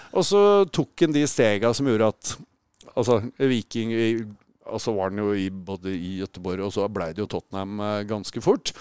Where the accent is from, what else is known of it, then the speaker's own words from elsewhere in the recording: Tønsberg, Vestfold, Norway; Hvis vi holder oss i Norge, så er jeg fra Tønsberg.